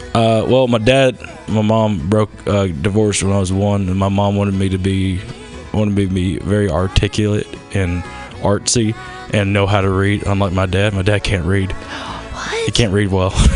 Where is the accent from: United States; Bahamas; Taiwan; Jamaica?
United States; the South; accent: southern; also born or lived in Baltimore; now in Los Angeles, United States; I was raised in the South.